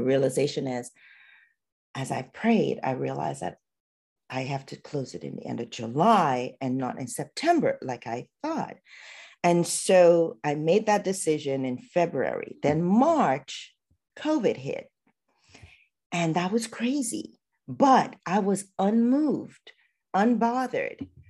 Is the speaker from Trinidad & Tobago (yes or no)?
yes; Trinidad & Tobago; moved away as an adult; now in United States; I am a girl from Trinidad, so Trinidad and Tobago, and where I grew up in my culture